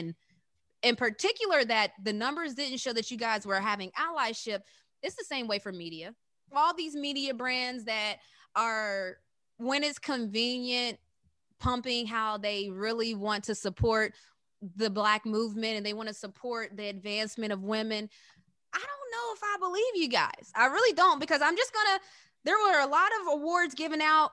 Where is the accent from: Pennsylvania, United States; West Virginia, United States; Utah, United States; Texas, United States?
West Virginia, United States; we're from West Virginia